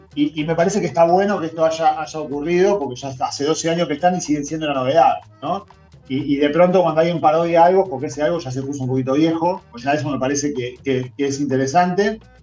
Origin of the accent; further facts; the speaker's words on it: Buenos Aires, Argentina; yo soy profundamente porteño